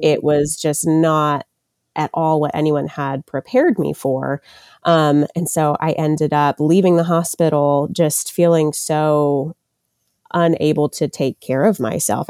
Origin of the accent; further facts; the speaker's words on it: Murfreesboro, Tennessee, United States; I am from the Murfreesboro, Tennessee area, which is about 30 minutes outside of Nashville.